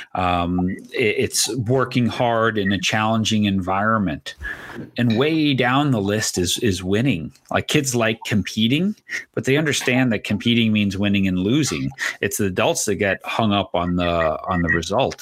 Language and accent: English; New York, United States; I was a multi sport athlete growing up in New York